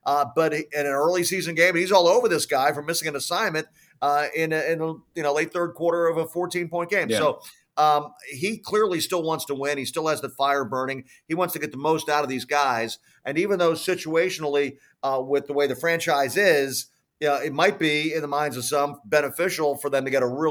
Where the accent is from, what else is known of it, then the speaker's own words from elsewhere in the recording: Philadelphia, Pennsylvania, United States; now in San Antonio, United States; I grew up in Philadelphia, which is a great basketball city